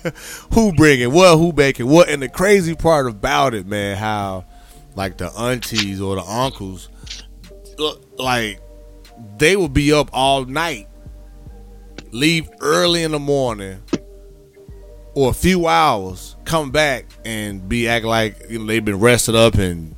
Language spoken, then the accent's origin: English; Midwest, United States; growing up in the Midwest especially, it's cold.